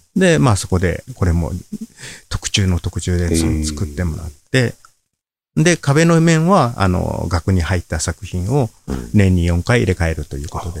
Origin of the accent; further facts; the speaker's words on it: Osaka, Japan; also born or lived in Mine, Yamaguchi; 大阪で僕はこの仕事を始めて、大阪で育ったもんですから、青春時代